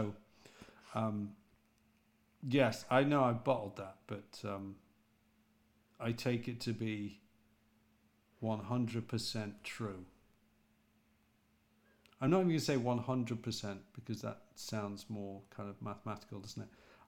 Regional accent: England, United Kingdom; accent: British; Also because I suppose my accent isn't quite as posh, and I don't pronounce things as well as James and Barry do.

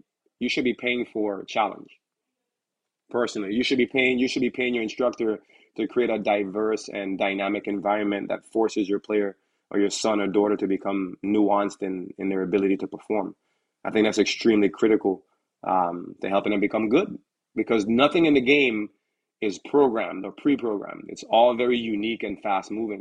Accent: U.S. Virgin Islands; now in United States; I'm originally from the Virgin Islands, St. Thomas

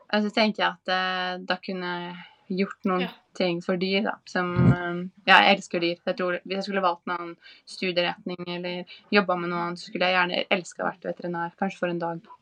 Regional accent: Larvik, Vestfold, Norway; moved away as an adult; also born or lived in New York / Los Angeles / Sydney; now in Oslo, Norway; er jeg jo fra Larvik, sånn som deg

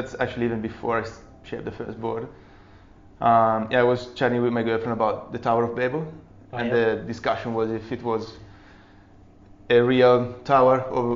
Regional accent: small town near Brescia, Lombardy, Italy; moved away; I was born in Brescia, which is a big town next to Milan in the north of Italy, and I grew up in a small town of 5,000 people

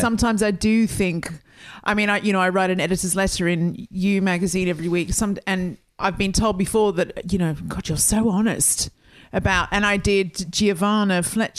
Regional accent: Australia; now in London, United Kingdom; I'm an Aussie.

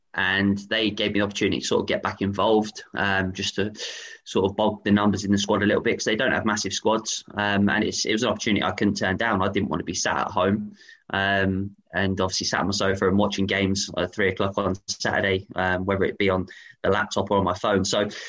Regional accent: Aylesbury, South East England, United Kingdom; Yeah, for me, I grew up in Aylesbury.

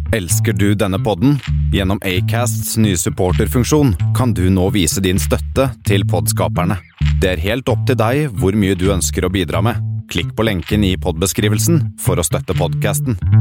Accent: Larvik, Vestfold, Norway; also born or lived in Oslo; Jeg er oppvokst i Larvik, eh, men født i Oslo

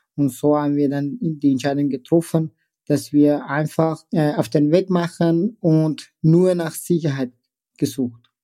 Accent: Tehran, Tehran Province, Iran; German is a second language; also born or lived in Afghanistan (ancestry); now in Austria; ich bin als äh, ein Flüchtlingskind, als äh, ein Afghane im Iran geboren

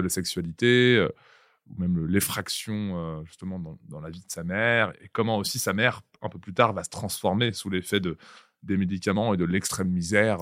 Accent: Vitry-sur-Seine, Île-de-France, France; je viens du Val-de-Marne des années 2000 par exemple, je viens de. Il ville qui n'est pas très loin de vos bureaux, là, qui s'appelle Vitry-sur-Seine.

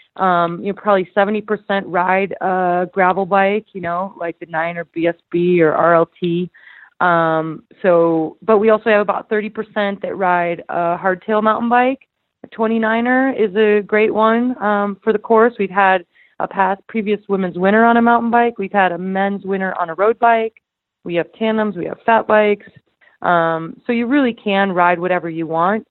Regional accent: Idaho, United States; my hometown

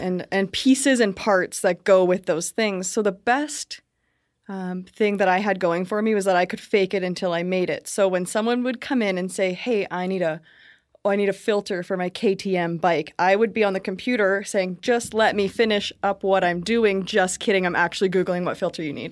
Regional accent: Brantford, Ontario, Canada; I was born in Brantford

